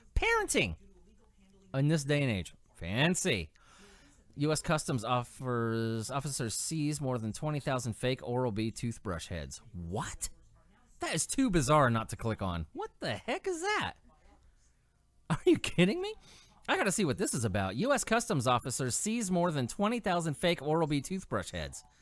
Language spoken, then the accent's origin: English; California, United States; I grew up in California